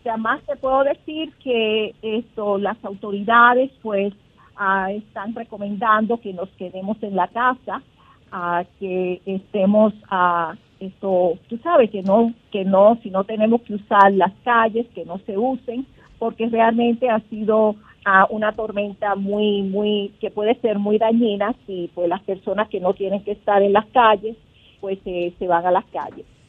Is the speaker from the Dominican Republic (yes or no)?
yes; Dominican Republic; now in New Jersey, United States; como buenos dominicanos que somos